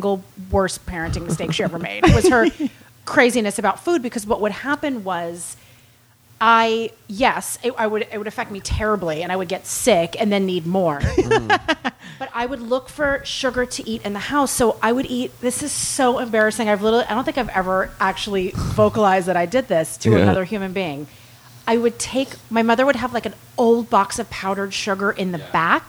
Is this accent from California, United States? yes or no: yes; Santa Monica, California, United States; I was raised in Santa Monica